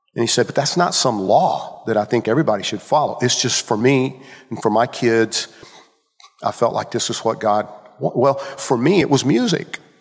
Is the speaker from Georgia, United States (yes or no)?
yes; Georgia, United States; I grew up in Georgia